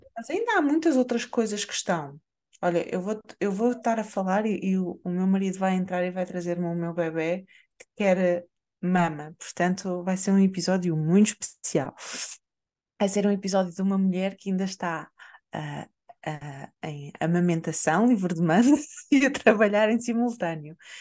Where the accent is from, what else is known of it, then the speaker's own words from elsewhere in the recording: Portugal; nós, enquanto portugueses